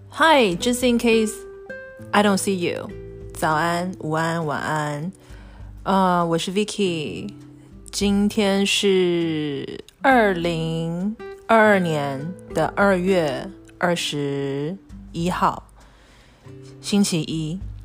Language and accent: Chinese; United States; moved away as an adult; now in Taiwan; 我现在在台湾的时间都已经超过我在美国读书长大这段，呃，的，这，整个过程。It's actually more than the time that I stayed in the States